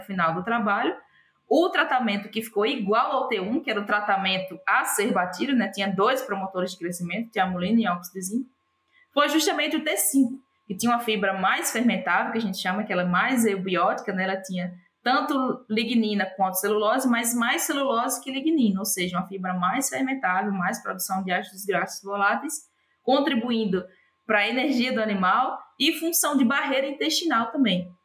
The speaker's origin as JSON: {"language": "Portuguese", "town": "João Câmara", "region": "Rio Grande do Norte", "country": "Brazil", "tie": "born or raised there", "also_born_or_lived": "United States / Denmark / Southern Brazil", "moved": "as an adult", "said": "Eu sou original de João Câmara, no, no Rio Grande do Norte, né? Nascida e criada lá"}